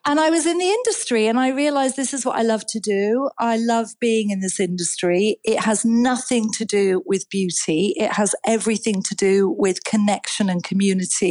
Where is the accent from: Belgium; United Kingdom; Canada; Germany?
United Kingdom; Edinburgh, Scotland; I was born in Edinburgh